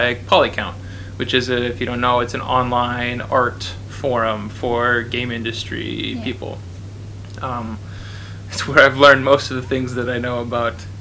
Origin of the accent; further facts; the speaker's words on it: Minnesota, United States; I'm from Minnesota